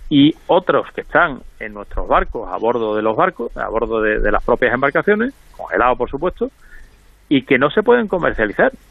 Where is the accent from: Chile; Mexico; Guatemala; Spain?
Spain; los únicos que están afectados por esta normativa somos los españoles